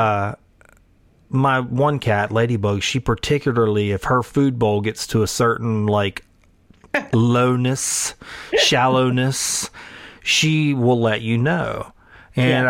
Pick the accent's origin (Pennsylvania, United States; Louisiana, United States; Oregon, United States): Louisiana, United States; Sulphur; Sulphur, Louisiana, my hometown